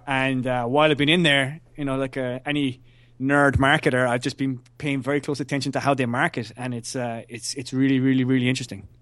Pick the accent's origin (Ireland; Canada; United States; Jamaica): Ireland; as an Irishman